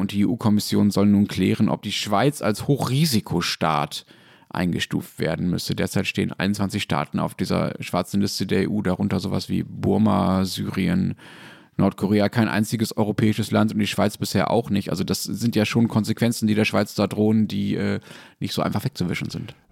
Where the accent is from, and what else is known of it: Germany